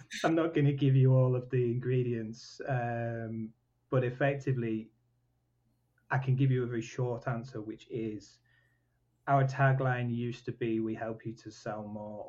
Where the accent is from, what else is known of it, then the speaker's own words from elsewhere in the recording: Leyburn, Yorkshire and the Humber, United Kingdom; also born or lived in Newcastle; I'm from Wensleydale